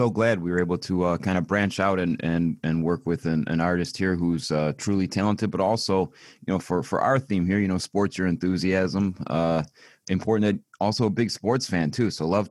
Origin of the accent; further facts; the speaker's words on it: Niagara Falls, New York, United States; I'm a big time Western New York guy. I've been born and raised in Niagara Falls, New York.